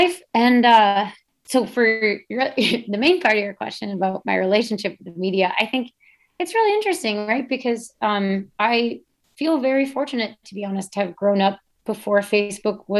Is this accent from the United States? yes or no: yes; United States; growing up as an American cross-country skier